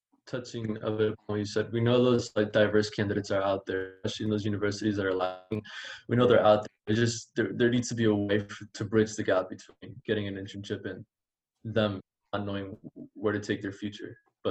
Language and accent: English; Miami, Florida, United States; moved away as an adult; also born or lived in Cuba; I was born in Cuba, but I lived in Miami most of my life.